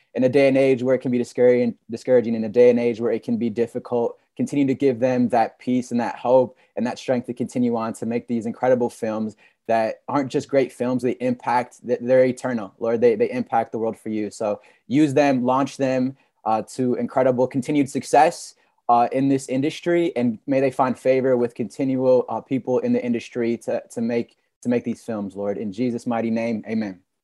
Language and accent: English; Michigan, United States; I'm from Michigan